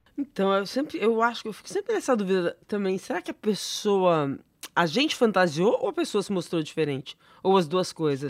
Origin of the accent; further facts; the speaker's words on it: São José do Rio Preto, São Paulo, Brazil; moved away; São José do Rio Preto, minha terra, tá? Meu conterrâneo, sou de lá